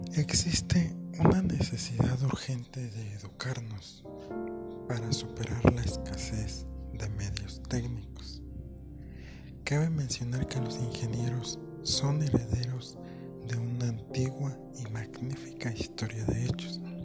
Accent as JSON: {"language": "Spanish", "country": "Mexico", "said": "para nosotros, como mexicanos"}